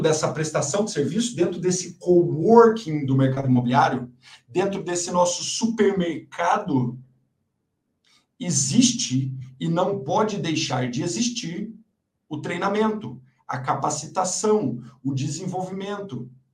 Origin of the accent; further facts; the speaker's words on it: Mogi Guaçu, São Paulo, Brazil; moved away; Eu, sou do interior, né? Eu nasci em Mogi Guaçu.